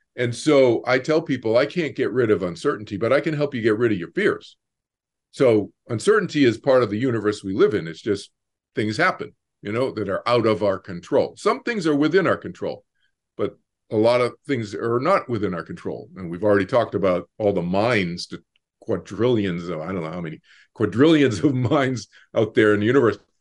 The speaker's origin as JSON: {"language": "English", "town": "Boston", "region": "Massachusetts", "country": "United States", "tie": "born or raised there", "moved": "yes", "said": "growing up in Boston"}